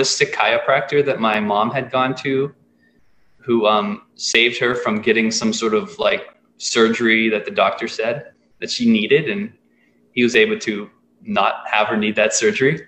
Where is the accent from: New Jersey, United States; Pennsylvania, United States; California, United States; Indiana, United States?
Pennsylvania, United States; Pittsburgh; now in Ananda Village, United States; I'm growing up in Pittsburgh, and in high school, my best friend and I would go to the bookstore on the weekends